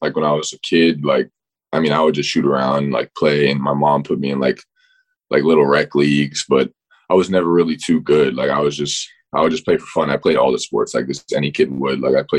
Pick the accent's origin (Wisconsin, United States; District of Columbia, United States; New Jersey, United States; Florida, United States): Florida, United States; I definitely followed Florida because I'm being from Florida. Everybody in my hometown or everybody back home, you know, you see Gator fans everywhere.